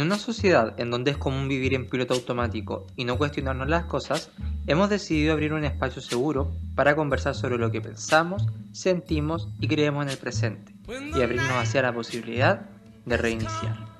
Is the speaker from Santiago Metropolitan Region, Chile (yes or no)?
yes; Santiago, Santiago Metropolitan Region, Chile; un santiaguino como yo